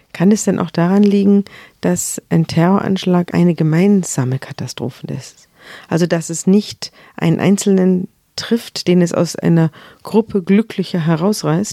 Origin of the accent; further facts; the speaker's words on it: Hamburg, Germany; bei uns in Hamburg